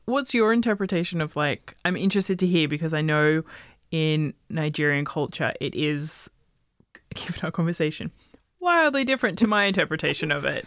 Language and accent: English; Australia; where I grew up in Australia, we had a lot of like Chinese presence